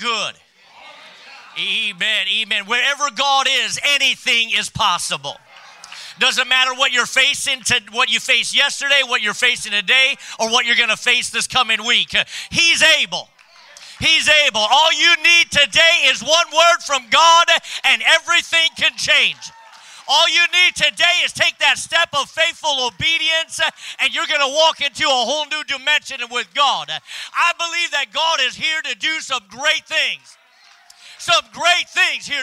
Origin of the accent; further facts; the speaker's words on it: Minot, North Dakota, United States; also born or lived in Minnesota; I was born and raised in North Dakota